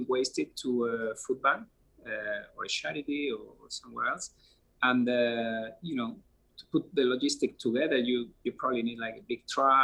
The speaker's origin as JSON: {"language": "English", "country": "Spain", "second_language": "English", "moved": "as an adult", "lives_now": "United States", "said": "I'm original from Europe, from Spain, as you can probably see from my accent"}